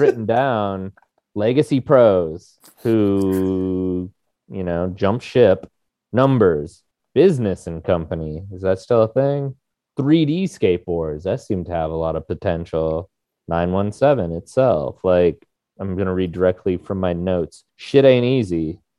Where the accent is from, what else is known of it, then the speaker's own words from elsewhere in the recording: Arizona, United States; also born or lived in Montana; now in Minnesota, United States; I was originally from Arizona by way of Montana, but that's getting too deep in the story. Moved to Minnesota